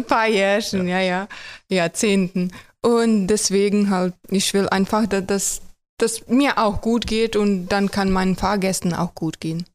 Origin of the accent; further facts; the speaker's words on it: Croatia; German is a second language; moved away as an adult; now in Germany; Ich komme aus Kroatien.